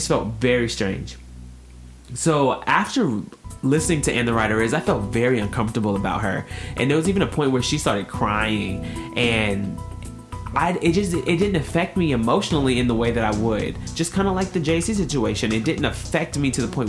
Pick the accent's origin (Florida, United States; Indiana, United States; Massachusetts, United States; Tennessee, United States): Tennessee, United States; I'm from Tennessee.